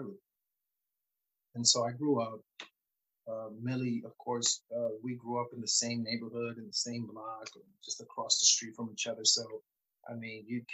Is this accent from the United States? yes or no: yes; New York City, New York, United States; born or raised there; also born or lived in San Juan, Puerto Rico